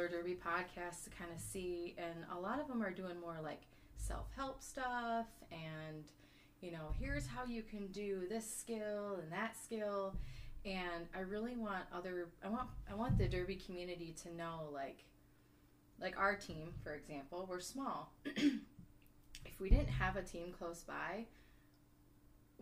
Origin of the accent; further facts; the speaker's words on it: Kalkaska, Michigan, United States; I hail from Kalkaska, which is the Small Town Outlaws